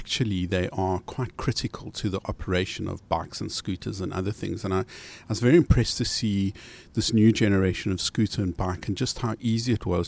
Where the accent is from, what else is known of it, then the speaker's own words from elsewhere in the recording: South Africa; I'm from South Africa